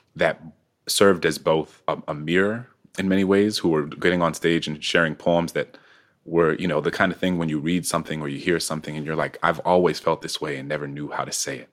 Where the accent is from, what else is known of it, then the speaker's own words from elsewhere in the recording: New Orleans, Louisiana, United States; moved away; also born or lived in Prince George's County; I grew up in a city in which there was m, there were more homages and more iconography to enslavers